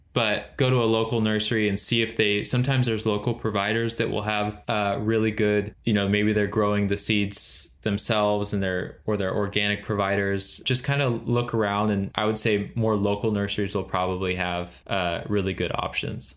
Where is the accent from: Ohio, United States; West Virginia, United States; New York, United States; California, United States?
California, United States; Central Valley; moved away as an adult; now in Charleston, United States; we grew up in the Central Valley in California